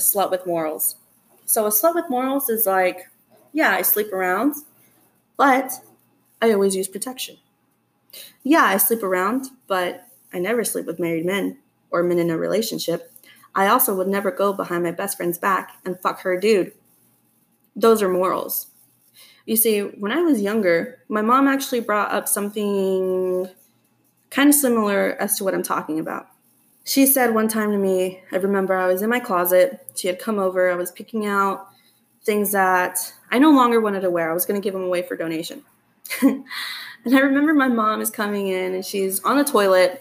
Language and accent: English; Texas, United States